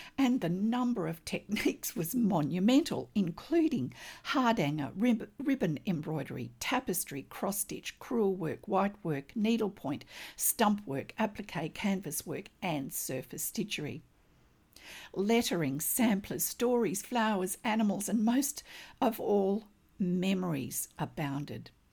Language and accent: English; Australia